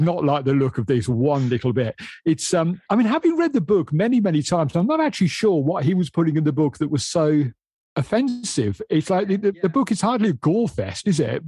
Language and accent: English; Midlands, United Kingdom; I'm from the Midlands. I can barely speak English.